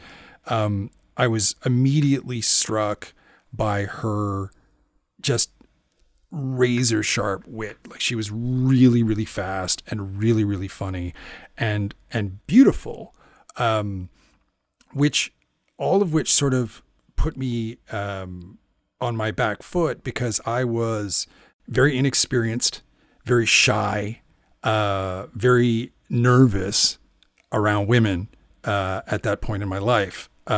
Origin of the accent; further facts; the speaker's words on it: Canada; Is that because I'm Canadian